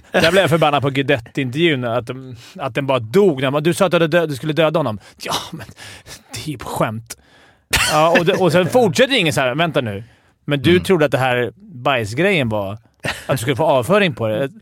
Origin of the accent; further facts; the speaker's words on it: Stockholm, Stockholm County, Sweden; jag är från Stockholm och hejar på Djurgården